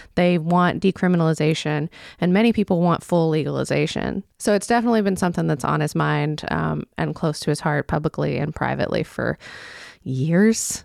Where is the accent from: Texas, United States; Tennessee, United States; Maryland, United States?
Tennessee, United States; Memphis; now in Pittsburgh, United States; I'm from Memphis